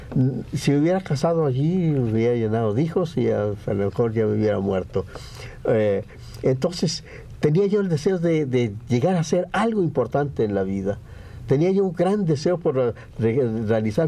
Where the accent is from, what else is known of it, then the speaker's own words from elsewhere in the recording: San Gabriel, Jalisco, Mexico; moved away as an adult; now in Mexico City, Mexico; regresé a mi pueblo al, día, al año siguiente que me vine, en 32